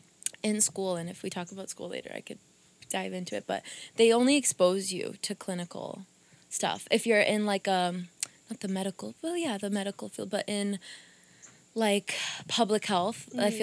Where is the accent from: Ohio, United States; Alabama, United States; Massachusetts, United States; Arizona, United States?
Massachusetts, United States; Leominster; first language Portuguese; English is a second language; also born or lived in Brazil; I was born and raised in Leominster. Like I said, I was in 2.5 to almost 3 years in Brazil for middle school. But I still got a little piece of middle school here. And, for the most part. And we moved back to Leominster, you know?